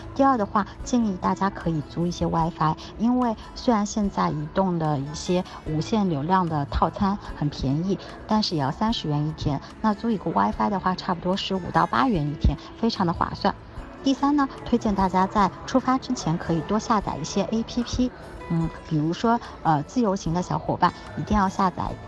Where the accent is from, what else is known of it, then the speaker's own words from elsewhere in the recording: China; 我们作为中国人来说，不懂日语也没有关系